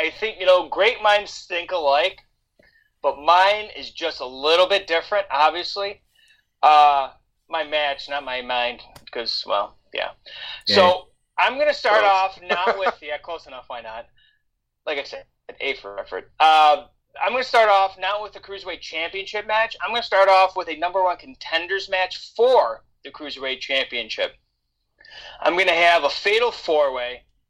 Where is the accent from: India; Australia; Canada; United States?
Canada; I'm Canadian, so all we got is Canadian football and hockey.